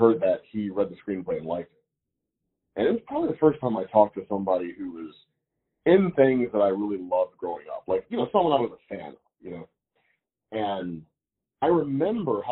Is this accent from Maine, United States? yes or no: no; Missouri, United States; moved away as an adult; also born or lived in New York; I'm from Missouri